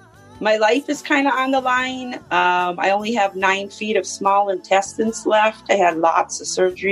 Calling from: Minnesota, United States

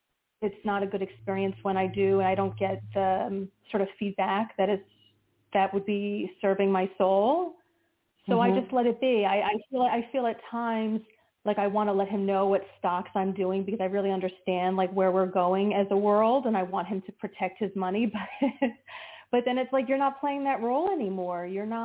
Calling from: New Jersey, United States; from New Jersey.

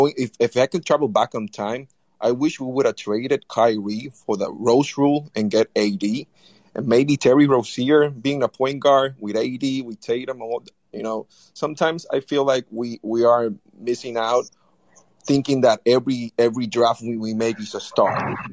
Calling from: Puerto Rico; Hi, guys. I'm talking from Puerto Rico.

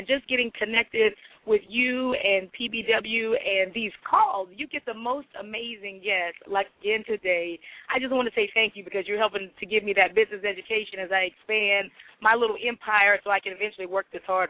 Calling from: Arlington, Virginia, United States; Hi, this is … I'm calling from Arlington, Virginia.

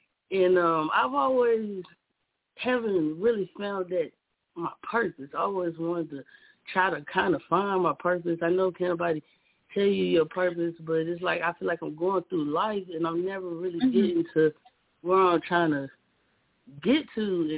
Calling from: Alabama, United States

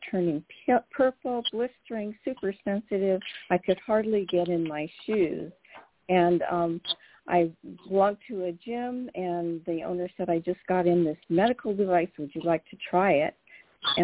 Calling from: California, United States; I'm calling from the Central Coast.

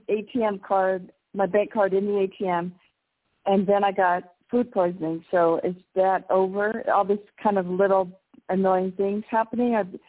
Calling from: Mexico; calling from Mexico.

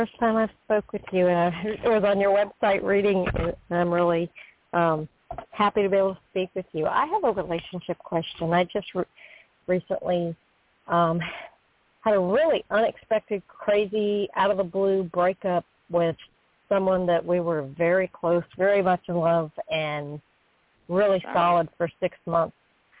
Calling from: Florida, United States; I'm calling from Florida.

